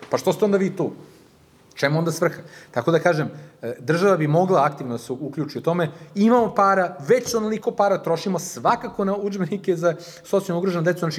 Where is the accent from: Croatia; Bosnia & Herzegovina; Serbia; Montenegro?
Serbia; Subotica, Vojvodina; also born or lived in Canada; now in Belgrade, Serbia; ja kad sam došao ovde, ja bukvalno nikog nisam znao u Beogradu. Ja sam iz Subotice, znači Beograd nikad nisam živeo, došao sam ovde